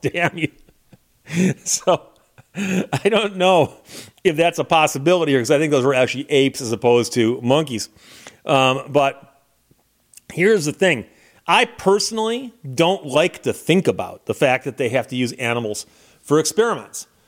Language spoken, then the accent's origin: English; Birmingham, Michigan, United States; when I was growing up in Birmingham, Michigan, at the end of my street was a vacant lot